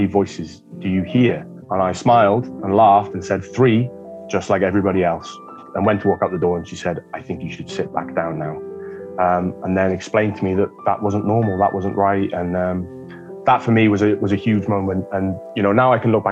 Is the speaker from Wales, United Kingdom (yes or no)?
yes; Wales, United Kingdom; So I hail from the Misty Mountains of Wales, very mysterious, dark place.